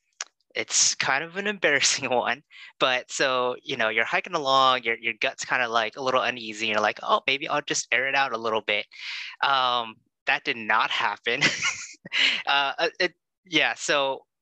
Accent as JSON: {"language": "English", "region": "California", "country": "United States", "tie": "born or raised there", "also_born_or_lived": "Oregon", "said": "Born and raised in California, pretty much been living here for most of my life"}